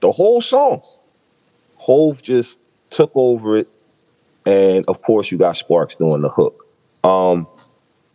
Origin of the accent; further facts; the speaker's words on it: Philadelphia, Pennsylvania, United States; from where I grew up at in North Philly